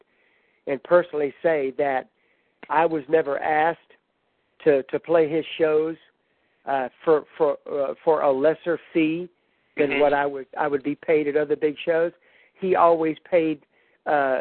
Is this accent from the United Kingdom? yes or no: no; Baton Rouge, Louisiana, United States; I was from Louisiana, you know, I was from Baton Rouge